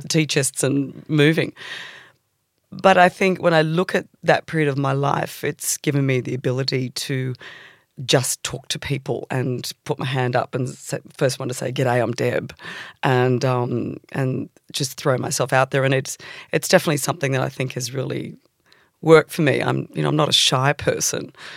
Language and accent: English; Sydney, New South Wales, Australia; born or raised there; also born or lived in England